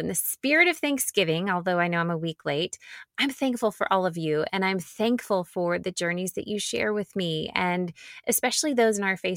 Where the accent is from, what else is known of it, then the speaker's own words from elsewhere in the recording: Nashville, Tennessee, United States; moved away; I grew up in Nashville